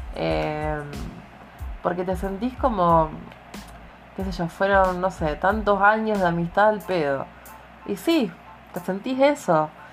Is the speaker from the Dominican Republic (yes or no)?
no; Argentina; Como buena argentina que soy.